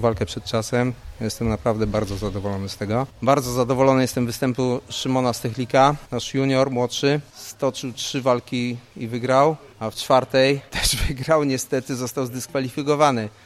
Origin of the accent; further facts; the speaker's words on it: Gorzów Wielkopolski, Lubusz Voivodeship, Poland; u nas w Gorzowie